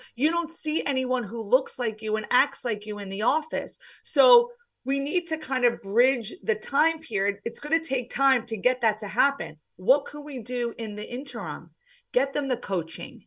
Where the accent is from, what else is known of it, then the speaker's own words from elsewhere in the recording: New Jersey, United States; also born or lived in Pennsylvania; I am from the States. I'm from New Jersey